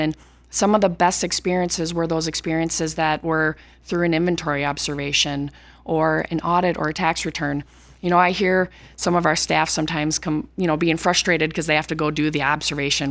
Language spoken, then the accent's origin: English; Cleveland, Minnesota, United States; I came from Cleveland, Minnesota, population six hundred people, graduated with, uh, forty kids in my class, and, um, was from a very rural community